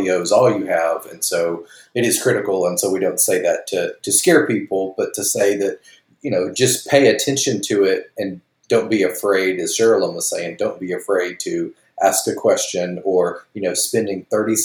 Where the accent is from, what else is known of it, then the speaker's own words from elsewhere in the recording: Alabama, United States; my home state of Alabama